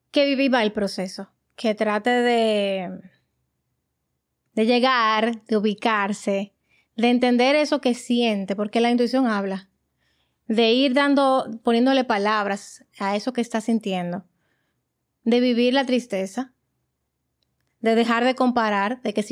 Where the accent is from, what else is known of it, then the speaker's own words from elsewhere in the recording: Dominican Republic; moved away as an adult; now in Illinois, United States; yo soy dominicana, yo toda mi vida de lo que he hablado español, entiendo el inglés